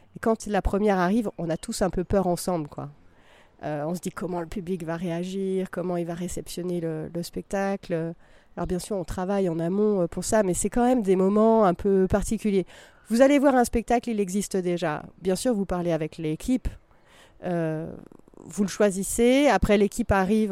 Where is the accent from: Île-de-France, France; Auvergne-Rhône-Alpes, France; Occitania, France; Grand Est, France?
Auvergne-Rhône-Alpes, France; Vercors, Drôme; je viens du, du Vercors, de la Drôme